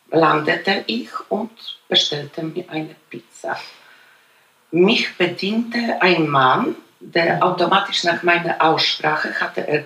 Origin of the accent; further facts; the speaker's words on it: Bonn, North Rhine-Westphalia, Germany; Auf jeden Fall, ich komme aus Bonn.